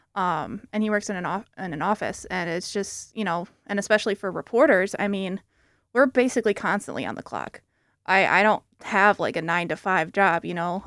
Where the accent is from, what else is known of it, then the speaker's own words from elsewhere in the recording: South Haven, Michigan, United States; moved away as an adult; now in East Lansing, United States; I'm actually not from the Lansing area. I'm from South Haven, um, which is two hours away from here